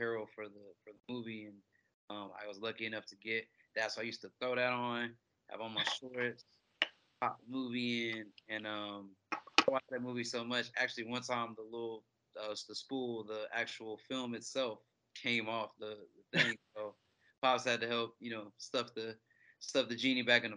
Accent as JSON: {"language": "English", "town": "Atlanta", "region": "Georgia", "country": "United States", "tie": "born or raised there", "said": "I'm from Atlanta, so I'm born and raised from here"}